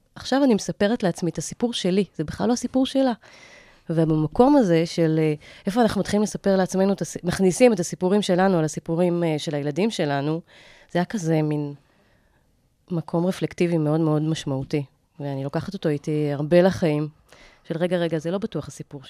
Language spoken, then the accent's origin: Hebrew; Ra'anana, Central District, Israel; moved away; גדלתי ברעננה רוב חיי